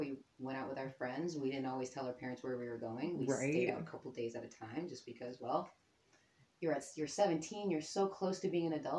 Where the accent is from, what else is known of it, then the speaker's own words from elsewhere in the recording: Ohio, United States; And we are from Ohio